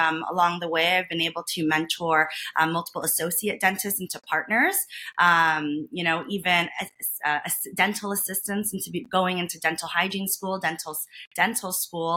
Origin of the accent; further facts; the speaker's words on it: New York, United States; moved away as an adult; also born or lived in Boston, Massachusetts; now in Las Vegas, United States; I'm originally from New York